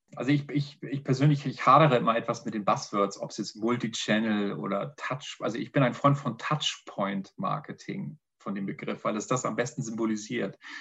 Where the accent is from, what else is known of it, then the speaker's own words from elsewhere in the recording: Northern Germany, Germany; now in Vienna, Austria; Erstmal vorweg ein Moin Moin. Das gibt schon mal so eine kleine Intention, wo ich herkomme